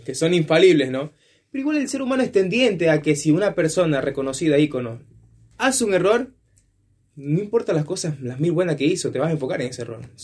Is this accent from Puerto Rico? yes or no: no; Ecuador; now in Argentina; yo vengo de Ecuador